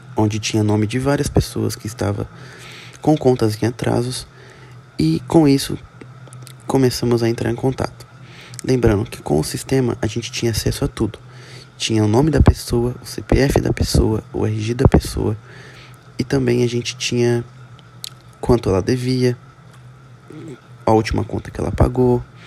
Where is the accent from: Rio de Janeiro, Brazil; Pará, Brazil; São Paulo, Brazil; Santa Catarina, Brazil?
São Paulo, Brazil; Presidente Prudente; sou da, sou da cidade de Presidente Prudente, interior de São Paulo